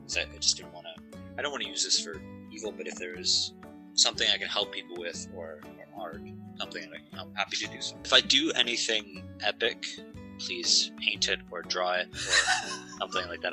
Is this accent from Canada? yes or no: yes; Canada; I'm Canadian